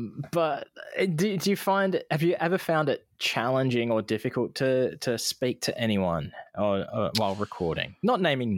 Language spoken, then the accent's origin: English; Iowa, United States; I'm aware that I am actually from Iowa and not Idaho, like some people.